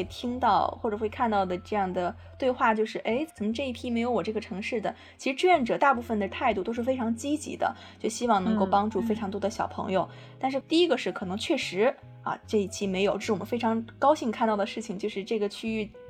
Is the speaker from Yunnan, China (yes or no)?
no; Hebei, China; moved away as an adult; also born or lived in Jiangsu; 我家是河北的，上学在江苏